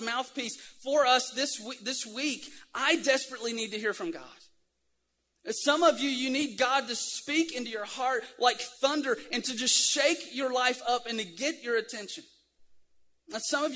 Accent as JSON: {"language": "English", "region": "Tennessee", "country": "United States", "said": "I'm from Tennessee"}